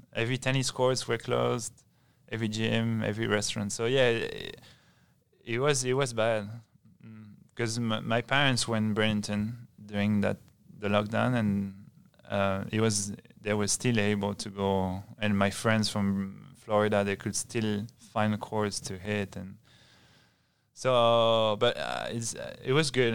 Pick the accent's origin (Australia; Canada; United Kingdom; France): France; Bayonne, Nouvelle-Aquitaine; I'm from Bayonne, and it's, it's, uh, Biarritz is, is right next to Bayonne